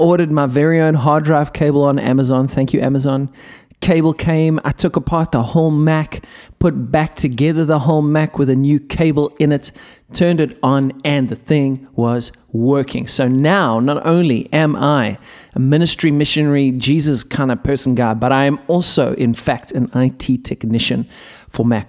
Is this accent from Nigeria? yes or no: no; South Africa; I'm a South African